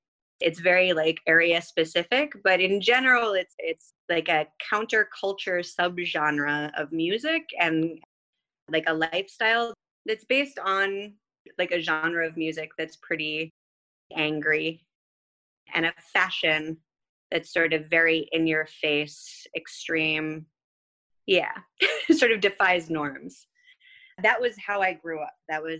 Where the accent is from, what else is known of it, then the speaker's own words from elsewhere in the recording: Boston, Massachusetts, United States; moved away as an adult; now in Jerusalem, Israel; So I actually grew up in the States. I was born and raised mostly in Boston. I moved around quite a bit.